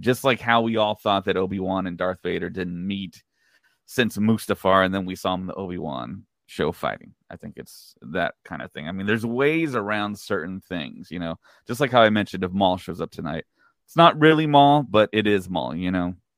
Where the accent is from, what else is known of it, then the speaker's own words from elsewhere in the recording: Texas, United States; I'm from Texas